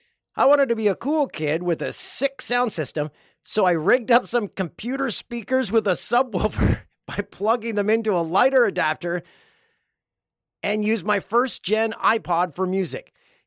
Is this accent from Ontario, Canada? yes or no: yes; Peterborough, Ontario, Canada; now in Prince Edward Island, Canada; Okay, I grew up in Peterborough. This is from Riley. And moved to PEI 5 years ago. Love hearing all the Peterborough references. Reminds me of home.